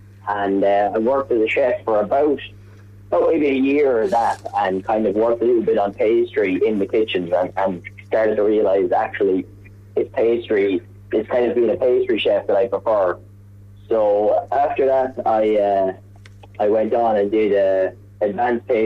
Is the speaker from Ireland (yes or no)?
yes; Athlone, Westmeath, Ireland; I'm from Athlone originally